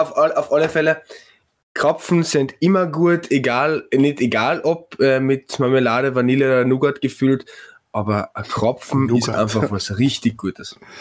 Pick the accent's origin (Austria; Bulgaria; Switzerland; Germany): Austria; Klagenfurt, Carinthia; ich als Klagenfurter